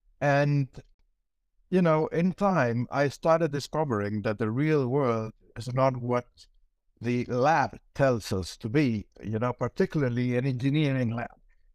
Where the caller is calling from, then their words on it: Santiago, Santiago Metropolitan Region, Chile; I'm presently at Santiago, Chile.